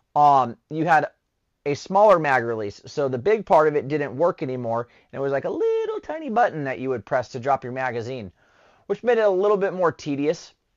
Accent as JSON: {"language": "English", "region": "Southern California", "country": "United States", "moved": "as an adult", "said": "I'm originally from Southern California"}